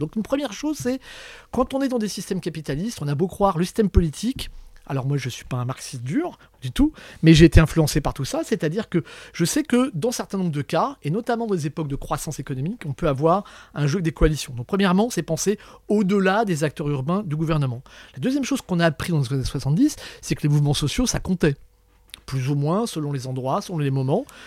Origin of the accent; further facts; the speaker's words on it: Brittany, France; Je suis breton